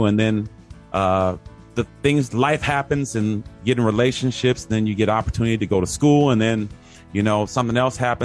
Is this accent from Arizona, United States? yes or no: yes; Phoenix, Arizona, United States; moved away as an adult; also born or lived in Oklahoma; now in Taipei, Taiwan; I'm actually from Phoenix, Arizona